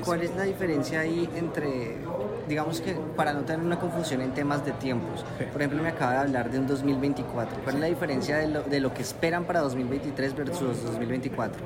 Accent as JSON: {"language": "Spanish", "country": "Colombia", "said": "yo como colombiano"}